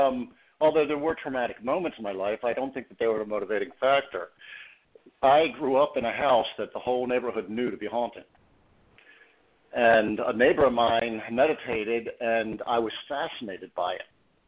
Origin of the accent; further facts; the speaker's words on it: Baltimore, Maryland, United States; Well, Baltimore City, I grew up Catholic, and I have two sisters and one brother.